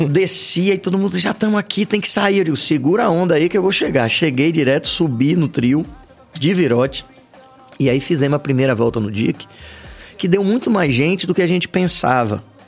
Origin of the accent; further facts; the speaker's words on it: Salvador, Bahia, Brazil; como soteropolitanos